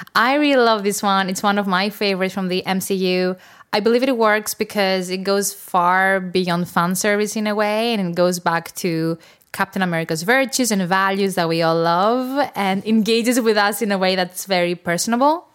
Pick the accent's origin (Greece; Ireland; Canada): Greece; I'm from Greece